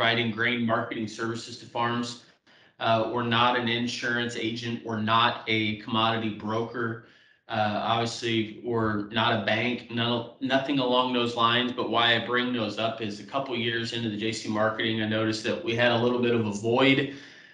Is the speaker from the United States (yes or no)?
yes; South Central Kansas, United States; moved away as an adult; also born or lived in Omaha, Nebraska / Iowa; now in Waterloo/Cedar Falls, United States; I grew up in South Central Kansas.